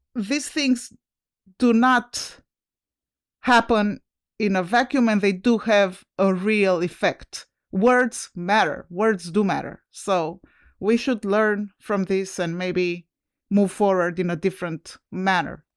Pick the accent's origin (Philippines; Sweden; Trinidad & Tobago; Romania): Romania; now in United States; I'm originally from Romania